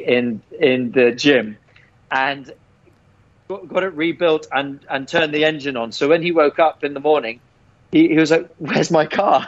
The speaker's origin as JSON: {"language": "English", "region": "England", "country": "United Kingdom", "tie": "born or raised there", "said": "growing up in England"}